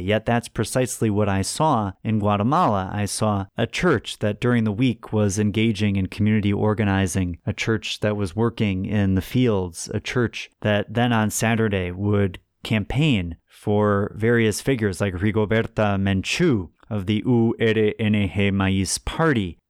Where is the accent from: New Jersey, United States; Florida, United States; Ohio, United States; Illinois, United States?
Illinois, United States; Homer Glen; also born or lived in Hinsdale, Illinois; I grew up in Homer Glen, Illinois, southwest suburb of Chicago